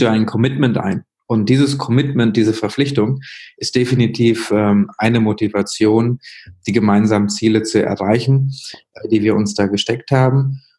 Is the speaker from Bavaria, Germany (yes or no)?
no; Münster, North Rhine-Westphalia, Germany; also born or lived in Sri Lanka; in Münster, Nordrhein-Westfalen aufgewachsen